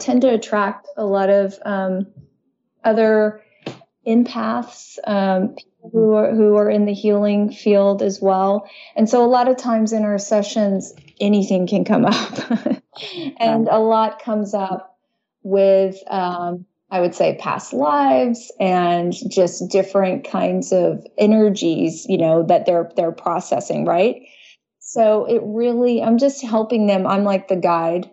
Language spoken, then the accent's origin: English; Dallas, Texas, United States; I was born in Texas, Dallas, Texas, which is very conservative and it tends to be pretty religious